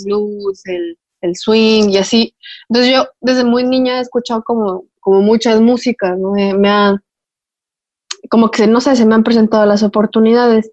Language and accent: Spanish; Puebla, Mexico; yo soy de Puebla